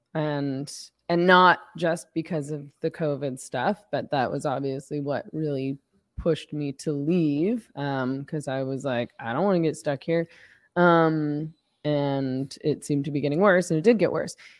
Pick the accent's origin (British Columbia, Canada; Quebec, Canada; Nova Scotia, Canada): British Columbia, Canada; Vancouver; I'm from B C, so I'm from the West